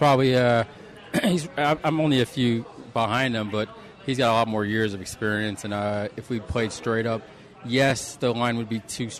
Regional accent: New York, United States; now in Las Vegas, United States; my father's Italian. So, growing up in New York

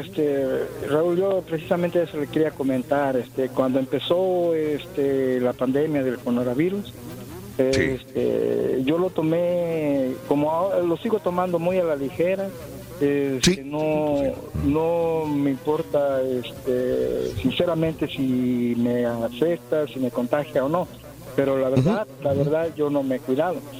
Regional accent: Coyuca de Benítez, Guerrero, Mexico; Yo soy de Coyuca de Benítez Guerrero

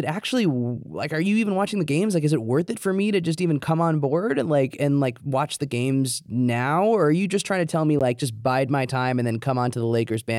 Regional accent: New York, United States; I'm from New York.

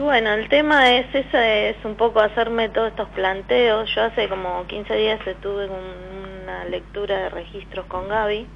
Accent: Buenos Aires, Argentina; soy de Capital, de Liniers.

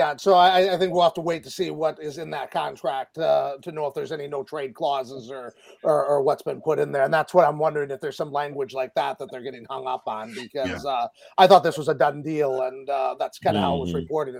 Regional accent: Wisconsin, United States; moved away; I'm originally from Wisconsin

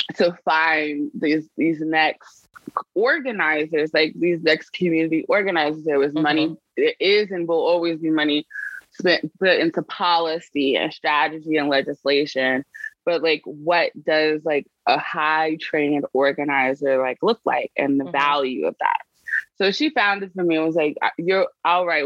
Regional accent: New York City, New York, United States; I grew up in the poorest congressional district in the country

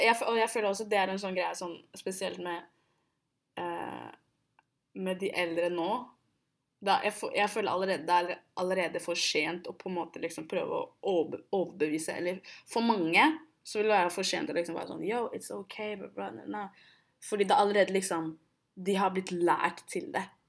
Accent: Oslo, Norway; Jeg er jo født og oppvokst i Oslo

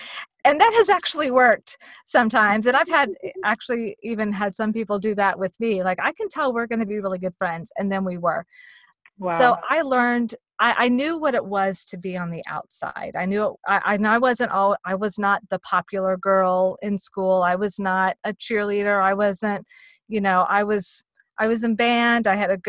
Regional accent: Virginia, United States; also born or lived in Texas; I was born in Virginia. We moved to Texas. We moved around in Texas. We moved back to Virginia. We moved around to Virginia.

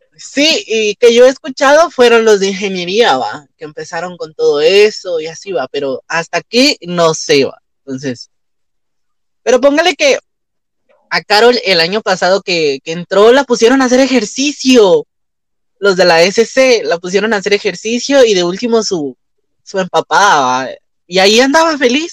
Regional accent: Guatemala; como guatemaltecos nunca vamos a hablar mal de nosotros

